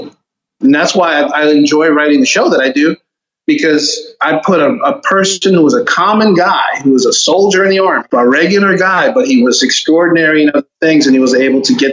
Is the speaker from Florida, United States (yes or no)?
yes; Homestead, Florida, United States; also born or lived in Miami; I was born and raised in Miami. And I was raised in South Florida, a small town called Homestead. That's where I grew up